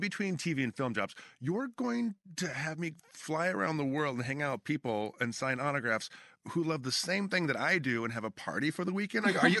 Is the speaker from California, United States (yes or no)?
yes; Bakersfield, California, United States; moved away; I grew up in Bakersfield. Okay. That's what my hometown is, Bakersfield.